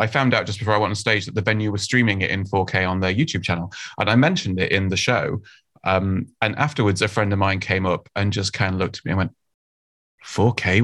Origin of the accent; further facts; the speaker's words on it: United Kingdom; I'm from the UK, as you can probably tell from my fantastic accent.